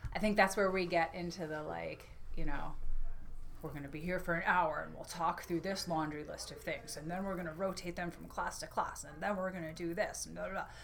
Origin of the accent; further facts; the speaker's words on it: New York, United States; now in Maine, United States; my home state, New York